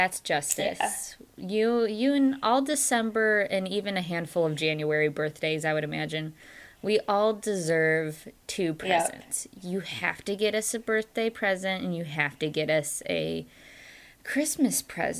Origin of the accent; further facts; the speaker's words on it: Michigan, United States; growing up in Michigan and about 45 minutes away from the beach, I always lamented that I could never have beach birthdays